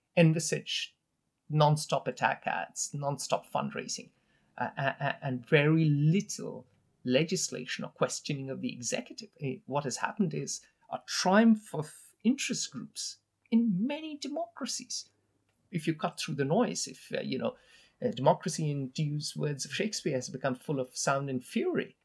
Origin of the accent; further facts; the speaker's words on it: India; now in United States; I come from India.